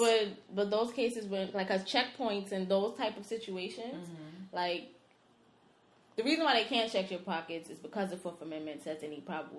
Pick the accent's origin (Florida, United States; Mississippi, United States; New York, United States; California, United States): New York, United States; New York City; I don't care if I'm from the Bronx. Bed-Stuy is my, you know.